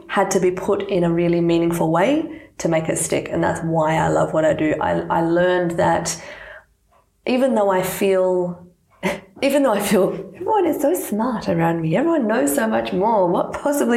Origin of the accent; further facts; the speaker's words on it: Australia; first language Serbian; English is a second language; I identify as Australian because of my birthplace